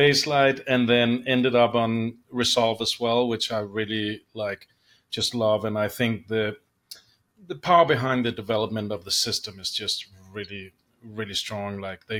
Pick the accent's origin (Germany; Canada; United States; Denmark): Denmark; Copenhagen, Capital Region of Denmark; English is a second language; Yeah, I'm from Copenhagen, Denmark, and started at 16 at my dad's post house